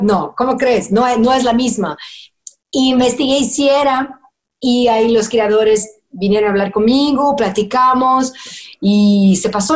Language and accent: Spanish; Brazil; first language Portuguese; Spanish is a second language; now in United States; brasileña que vive en Estados Unidos